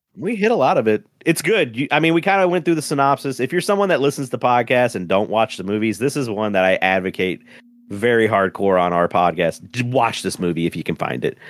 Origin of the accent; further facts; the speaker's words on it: the South, United States; I'm from the South